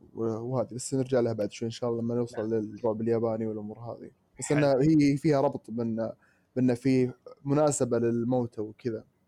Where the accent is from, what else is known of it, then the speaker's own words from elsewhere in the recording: Saudi Arabia; عندنا في السعوديه